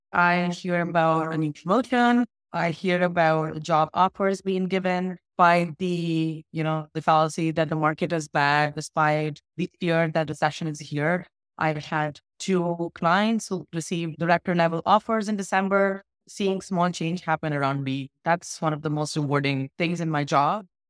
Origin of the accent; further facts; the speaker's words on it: Jaipur, Rajasthan, India; I up in India in a city called Jaipur